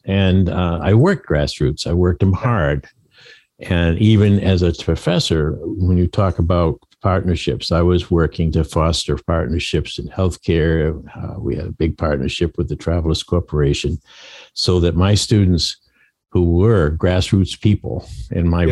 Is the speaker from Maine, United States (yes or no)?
yes; Maine, United States; moved away as an adult; also born or lived in Connecticut; moving back to my home state of Maine